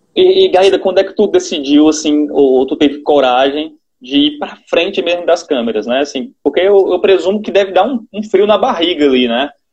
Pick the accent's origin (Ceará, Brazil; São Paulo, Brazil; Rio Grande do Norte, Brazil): Ceará, Brazil; uma apresentadora do Nordeste, que quer queira, quer não tenha, o sotaque da gente